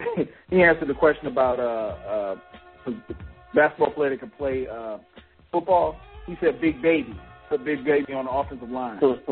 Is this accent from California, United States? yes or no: no; South Carolina, United States; Growing up in South Carolina